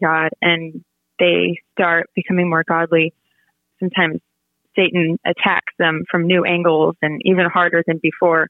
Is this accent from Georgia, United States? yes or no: no; Virginia, United States; I was born in Virginia